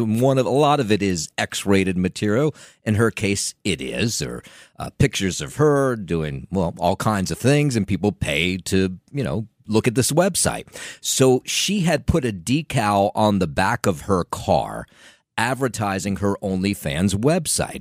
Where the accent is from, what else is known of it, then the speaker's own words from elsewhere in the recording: Trenton, New Jersey, United States; I grew up in Trenton, and, uh, Trenton, if you're not familiar, is the capital city of New Jersey